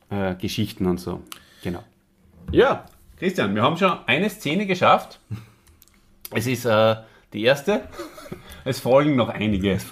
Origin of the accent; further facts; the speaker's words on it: Austria; so grieselt, wie man bei uns in Österreich sagt